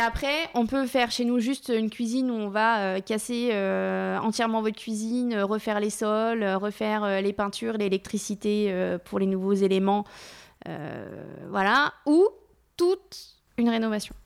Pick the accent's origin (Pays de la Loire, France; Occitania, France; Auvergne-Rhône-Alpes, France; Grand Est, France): Pays de la Loire, France; Laval; moved away; on est originaire de Laval